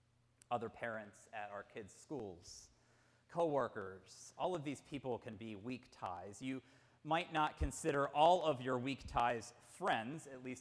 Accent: Pittsburgh, Pennsylvania, United States; I was essentially growing up in Mr. Rogers' neighborhood in the Pittsburgh area.

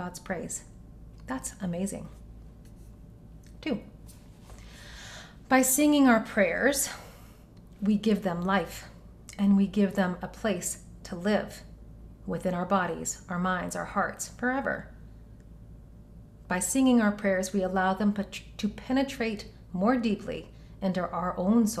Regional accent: Knoxville, Tennessee, United States; moved away; Knoxville, my hometown

